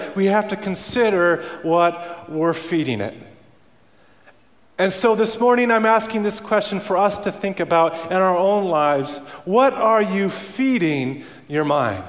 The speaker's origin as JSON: {"language": "English", "country": "Canada", "tie": "born or raised there", "moved": "yes", "said": "I grew up around Canada where we live in igloos"}